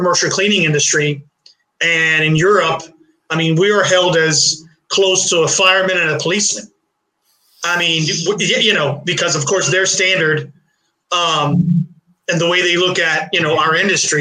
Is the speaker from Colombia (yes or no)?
no; Puerto Rico; moved away as an adult; also born or lived in Brooklyn, New York, United States; now in Florida, United States; I was born in New York City. Like I said, then we moved to, Puerto Rico for a couple of years. And then I came to Florida.